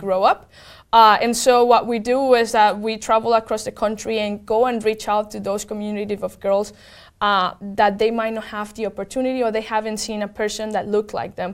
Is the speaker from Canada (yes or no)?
no; Venezuela; moved away; I'm from Venezuela, and I grew up